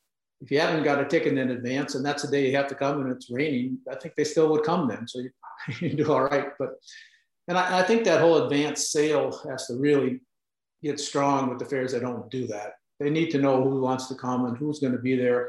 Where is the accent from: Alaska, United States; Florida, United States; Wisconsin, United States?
Wisconsin, United States; moved away; I'm from Wisconsin and now I'm back in Wisconsin